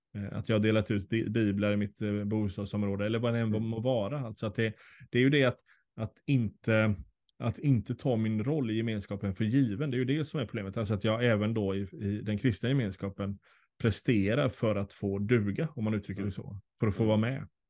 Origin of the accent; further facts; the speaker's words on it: Sweden; oss som svenskar